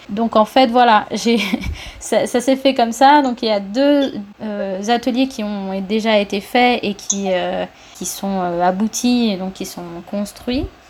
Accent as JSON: {"language": "French", "country": "Cuba", "tie": "born or raised there", "moved": "as an adult", "lives_now": "France", "said": "j'ai vécu quand j'étais petite ici en France, mais ensuite j'ai vécu pendant 10 ans, 11 ans à Cuba"}